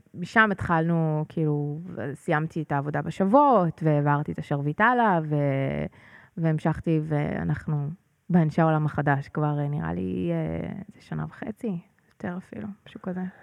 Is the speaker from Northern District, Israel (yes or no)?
yes; Northern District, Israel; now in Pardes Hanna-Karkur, Israel; אני גדלתי במושב בצפון